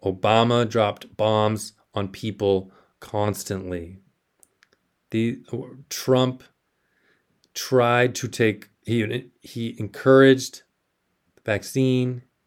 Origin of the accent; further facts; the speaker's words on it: South Texas, United States; moved away as an adult; also born or lived in Austin, Texas; I grew up in South Texas.